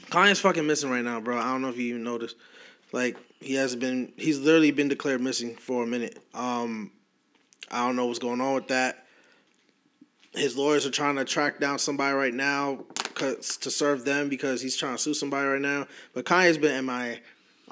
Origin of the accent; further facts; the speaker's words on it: United States; me being American